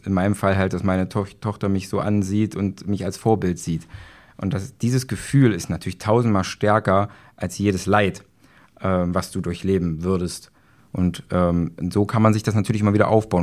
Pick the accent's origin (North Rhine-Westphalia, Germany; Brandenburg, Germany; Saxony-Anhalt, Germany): Saxony-Anhalt, Germany; Magdeburg; ich komme aus Magdeburg.